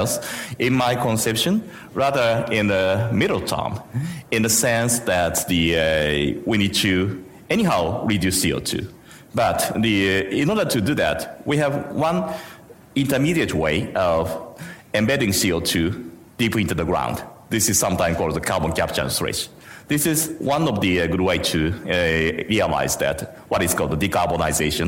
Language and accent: English; Japan; I'm coming from Japan